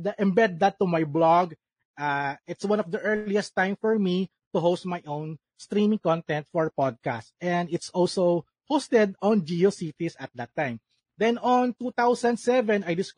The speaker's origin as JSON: {"language": "English", "region": "Calabarzon", "country": "Philippines", "said": "I'm from Cavite, Philippines"}